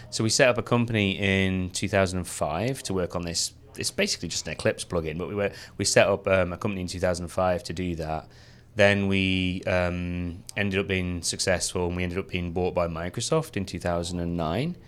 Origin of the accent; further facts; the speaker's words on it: the north of England, United Kingdom; I come from Northern England